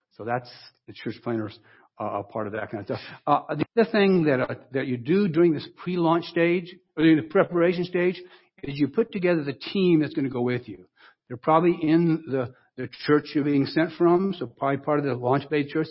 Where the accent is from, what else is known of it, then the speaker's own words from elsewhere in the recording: Wellington, Ohio, United States; moved away; I went back to my hometown in Ohio